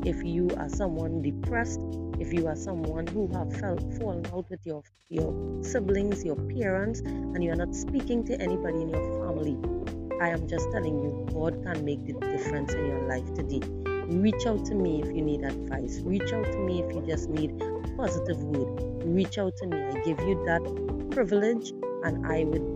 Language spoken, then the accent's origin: English; Trinidad & Tobago; I am from the Caribbean, in the beautiful twin island of Trinidad and Tobago